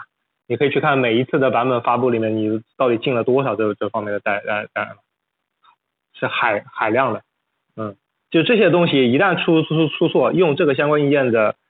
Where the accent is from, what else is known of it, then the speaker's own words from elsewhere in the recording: China; 第二，也是让我们中国人能够在里面能够呃这个掌握更高的话语权。